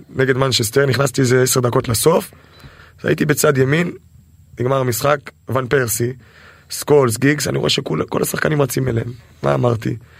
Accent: Israel

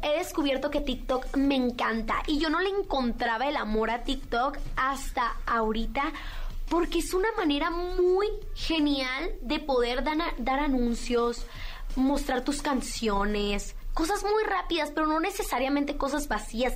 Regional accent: Mazatlán, Sinaloa, Mexico; yo fui reina infantil del carnaval de Mazatlán porque yo soy de Mazatlán

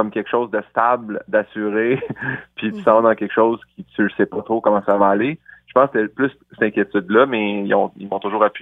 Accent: Saint-Hyacinthe, Quebec, Canada; je viens de Saint-Hyacinthe.

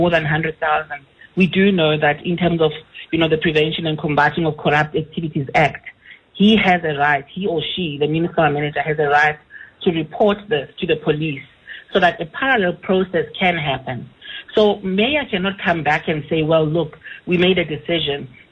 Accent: Klerksdorp, North West, South Africa; moved away; I'm born and bred in Matlosana from a very young age.

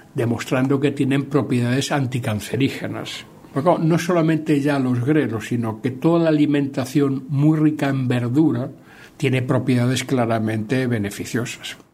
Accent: Galicia, Spain; lo que nosotros comemos en Galicia

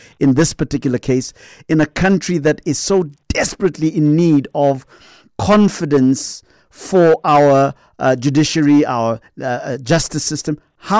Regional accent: South Africa; I, as just a South African, I really appreciate the work that you guys are doing

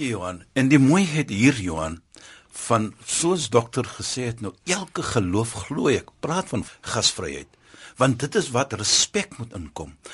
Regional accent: South Africa; ons as Suid-Afrikaners

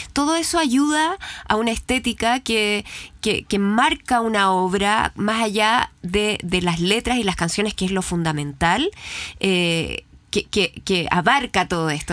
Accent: Chile; nosotros teníamos miedo los chilenos

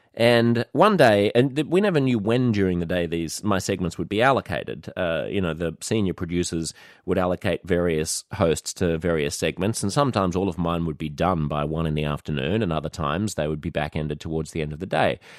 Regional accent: Australia; moved away as an adult; also born or lived in New York City; being an Australian, it's woven into the fabric of our lives here.

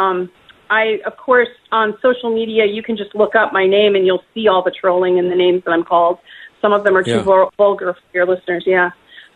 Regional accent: Wisconsin, United States; I grew up in Wisconsin on a farm

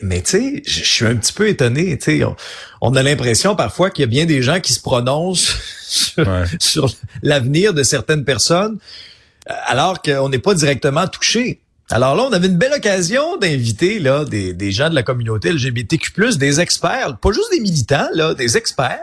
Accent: Abitibi, Quebec, Canada; also born or lived in Outaouais; now in Quebec City, Canada; je suis un gars de région. J'ai grandi en Abitibi

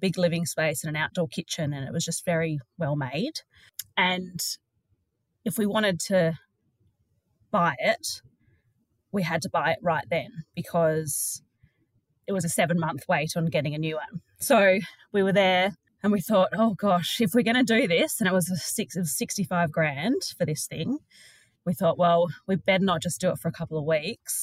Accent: Sydney, New South Wales, Australia; I was born in Sydney and have only ever travelled little bits around Australia

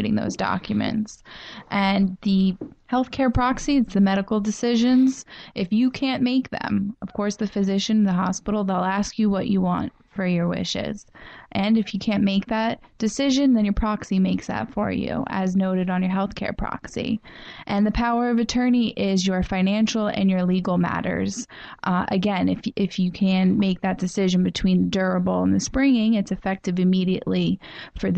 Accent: Florida, United States; moved away as an adult; now in New York, United States; I was born and raised in Florida. I've been in New York for about 10 years now

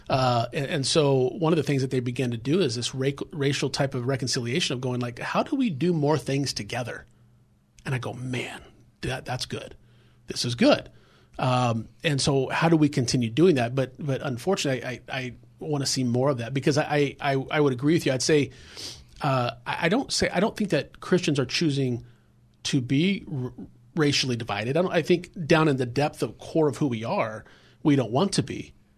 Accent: Los Angeles, California, United States; I grew up in South Central area

